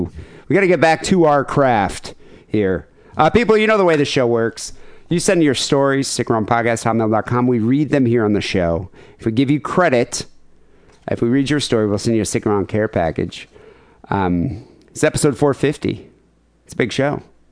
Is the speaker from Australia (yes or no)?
no; Bay City, Michigan, United States; my hometown where I went to high school, Bay City, Michigan.